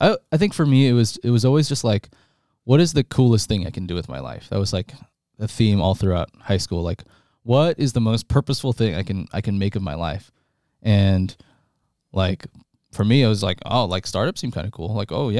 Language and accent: English; New York, United States; also born or lived in Toronto, Canada; So I was born in Toronto, and then I moved to New York when I was one.